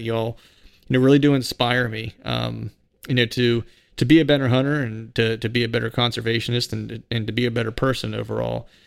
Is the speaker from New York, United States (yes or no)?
no; Bedford, Pennsylvania, United States; moved away as an adult; also born or lived in Philadelphia area, Pennsylvania; I live outside of Philadelphia, and my hometown's in, in Bedford